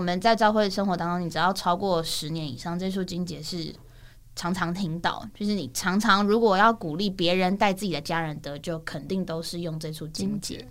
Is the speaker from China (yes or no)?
no; Banqiao, New Taipei City, Taiwan; 因为我自己从小就在新北市，在板桥